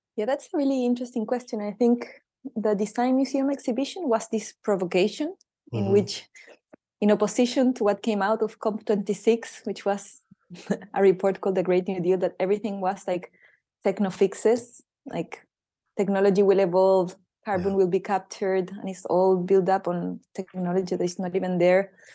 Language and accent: English; Chile; moved away; I'm from Chile